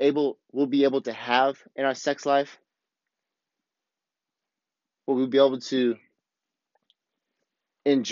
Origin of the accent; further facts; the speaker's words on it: the Midwest of America, United States; moved away; also born or lived in Alton, Illinois; me growing up in the Midwest of America